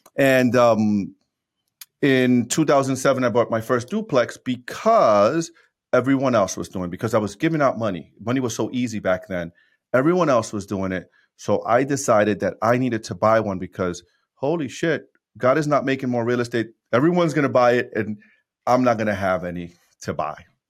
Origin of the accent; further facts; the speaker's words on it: New York City, New York, United States; also born or lived in Dominican Republic; born and raised in New York City.